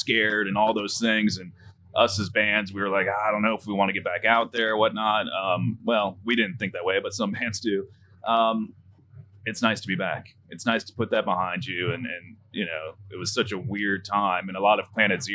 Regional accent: Florida, United States; I'm from Florida

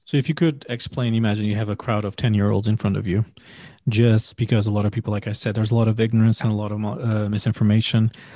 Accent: Portugal; I come from Portugal

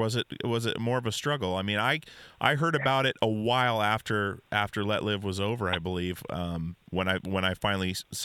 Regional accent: Alaska, United States; now in Portland, United States; I grew up in Alaska.

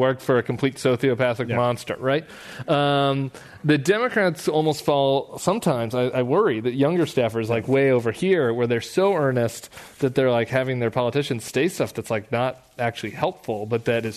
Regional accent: Colorado, United States; It's my home state.

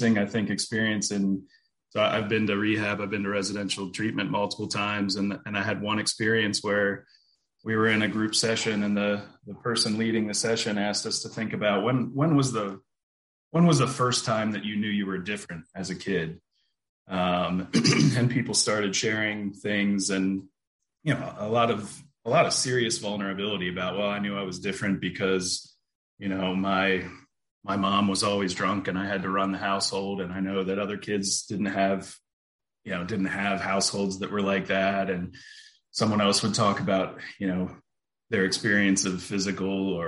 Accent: central Pennsylvania near Harrisburg, United States; I grew up in Pennsylvania, in central Pennsylvania near Harrisburg

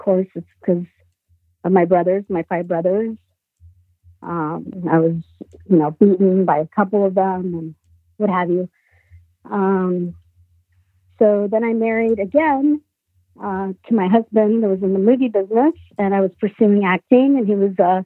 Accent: Sicily, Italy; now in United States; I was born in Italy, Sicily. So my whole family came to the United States in 1972.

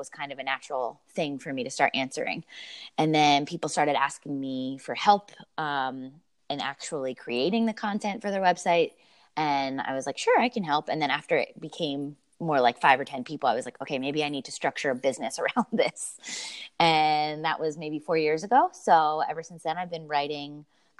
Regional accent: Lancaster, Pennsylvania, United States; also born or lived in Denver, Colorado; now in Philadelphia, United States; I'm from Lancaster, Pennsylvania originally, but my husband and I lived in Denver for the past 8 years out in Colorado

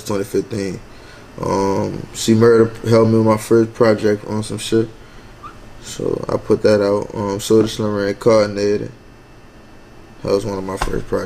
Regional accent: New Orleans, Louisiana, United States; also born or lived in Baton Rouge / Mississippi / Texas; I'm from Uptown. Feel me? I grew up 2327 General Persian Street.

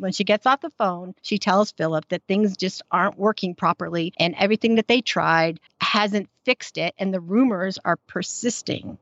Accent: United States; accent: American; I'm American

